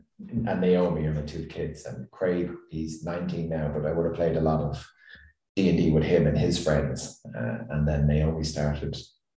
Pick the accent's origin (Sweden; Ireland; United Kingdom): Ireland; Dublin, Leinster; now in Galway, Ireland; I'm from Dublin and I moved down to Galway